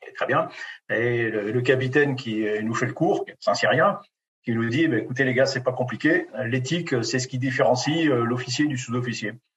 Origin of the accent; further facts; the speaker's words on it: Béarn, Nouvelle-Aquitaine, France; je suis né dans une ferme du Béarn